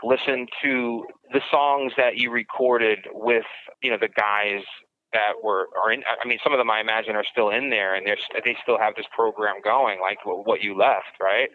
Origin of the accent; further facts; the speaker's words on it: New York City, New York, United States; I'm from Brooklyn